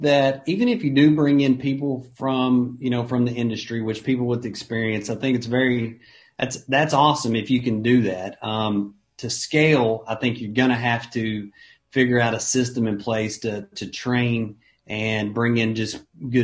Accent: Ardmore, Oklahoma, United States; I was from Ardmore, Oklahoma, and Ardmore, Oklahoma is a town of about 25,000 people.

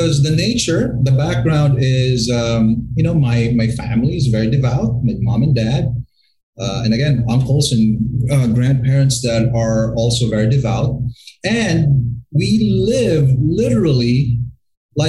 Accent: Bacolod, Western Visayas, Philippines; also born or lived in Florida, United States; now in Manila, Philippines; I was born and raised right here in the Philippines at the City of Smiles called Bacolod.

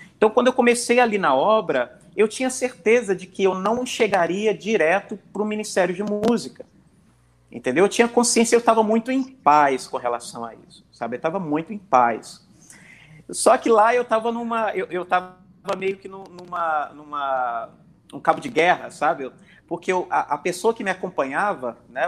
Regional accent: Belo Horizonte, Minas Gerais, Brazil; moved away as an adult; now in Rio de Janeiro, Brazil; eu sou mineiro, natural de Belo Horizonte, atualmente moro no Rio de Janeiro

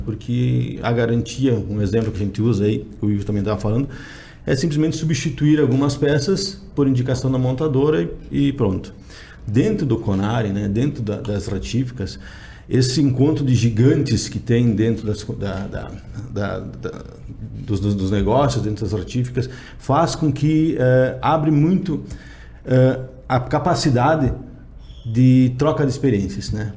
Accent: Erechim, Rio Grande do Sul, Brazil; Sou de Erechim, Rio Grande do Sul

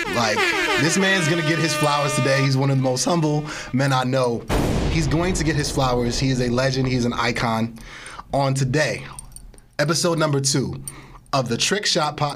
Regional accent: East Orange, New Jersey, United States; I grew up in East Orange, New Jersey.

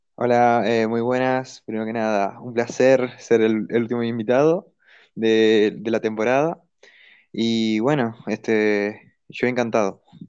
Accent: Uruguay; moved away as an adult; now in Spain; Soy de, de eh, Uruguay, pero desde 2018 estoy viviendo en España

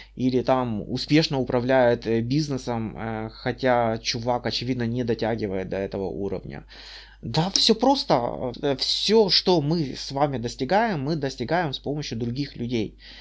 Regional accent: Kyiv Oblast, Ukraine; also born or lived in Bucha; я с Украины, э, в Буче, недалеко от Гастомеля

